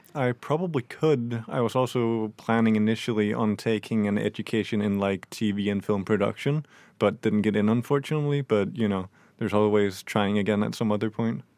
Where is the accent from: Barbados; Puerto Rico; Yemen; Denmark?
Denmark; now in Norway; I'm, I'm from Denmark